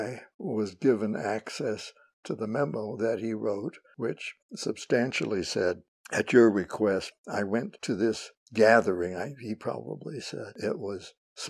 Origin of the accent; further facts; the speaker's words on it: Ohio, United States; I grew up in Ohio